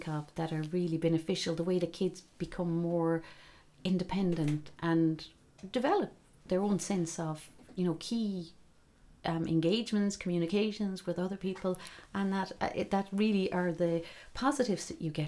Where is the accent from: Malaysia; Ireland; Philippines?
Ireland; Glengariff, Munster; And yet, for me, like, as I said, growing up in Glengariff, you know, when I guess in the 70s it was quite enough on the roads.